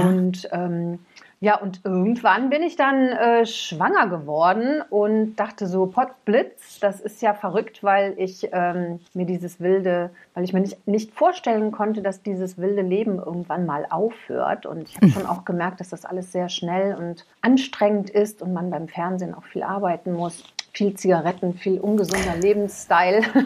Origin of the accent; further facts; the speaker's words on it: Cologne, North Rhine-Westphalia, Germany; ich bin ja in Köln groß geworden